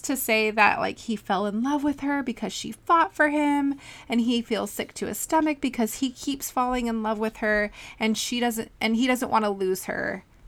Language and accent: English; California, United States; we're both from California